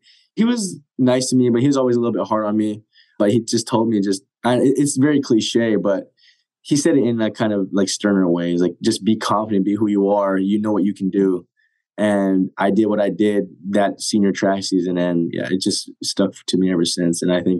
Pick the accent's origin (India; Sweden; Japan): Japan; born there; I was born in Japan, but I haven't been back there in a long time.